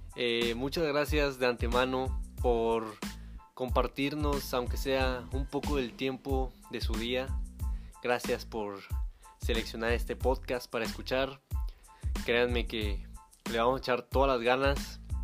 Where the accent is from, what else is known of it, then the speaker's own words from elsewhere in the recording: Monterrey, Nuevo León, Mexico; yo soy originario y actualmente vivo en la ciudad de Monterrey, en el estado de Nuevo León, en México